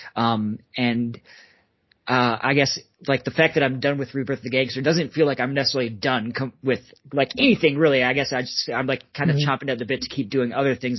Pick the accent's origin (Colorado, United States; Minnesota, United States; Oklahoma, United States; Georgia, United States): Minnesota, United States; that's actually where I, I grew up uh, born and raised in Minnesota